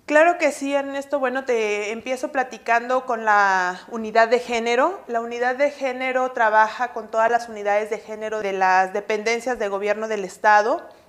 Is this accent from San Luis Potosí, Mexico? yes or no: no; Mexico City, Mexico; moved away as an adult; now in Monterrey, Mexico; soy originaria de la Ciudad de México